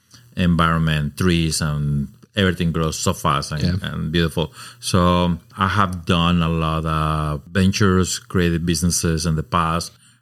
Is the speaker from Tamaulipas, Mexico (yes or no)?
no; Mexico City, Mexico; moved away as an adult; now in Oregon, United States; Born and raised in Mexico City. I spent my life in a very cosmopolitan, beautiful city. Moved to Oregon about 26.